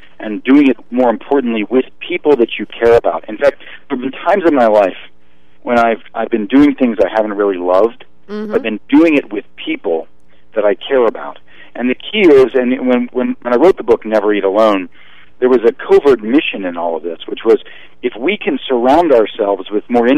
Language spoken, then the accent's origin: English; Pittsburgh, Pennsylvania, United States; now in Los Angeles, United States; my hometown of Pittsburgh, Pennsylvania